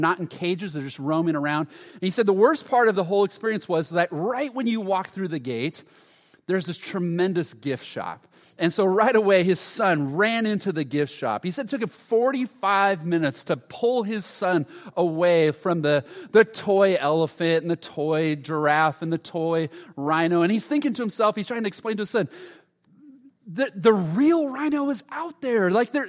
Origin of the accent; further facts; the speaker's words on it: Huntington, United States; I grew up in Huntington, so we'd go to JCPenney's and Montgomery Ward's